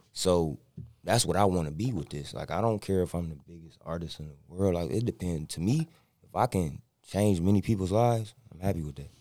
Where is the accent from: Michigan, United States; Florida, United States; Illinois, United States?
Michigan, United States; Inkster; also born or lived in Detroit; everybody my age I grew up with was in Inkster